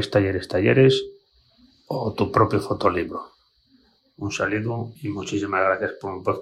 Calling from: A Coruña, Galicia, Spain; Hola Jota … de Coruña.

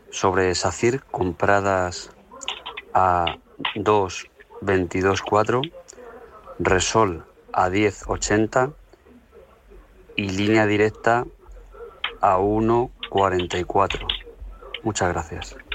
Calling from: Getafe, Community of Madrid, Spain; Hola, buenos días. … de Getafe.

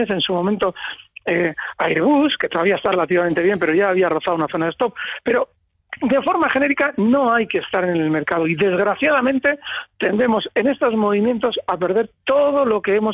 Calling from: Pamplona, Navarre, Spain; Sí, Javier, buenas tardes.

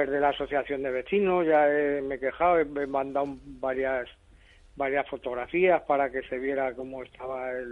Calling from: Zaragoza, Aragon, Spain; Bueno, yo soy llamo de Valdefierro

